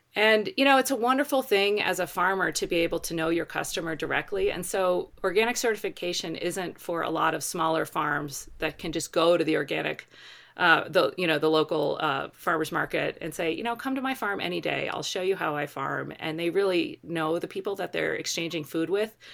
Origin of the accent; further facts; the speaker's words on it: Baltimore, Maryland, United States; moved away as an adult; also born or lived in West Virginia; now in Colorado, United States; I grew up in Baltimore City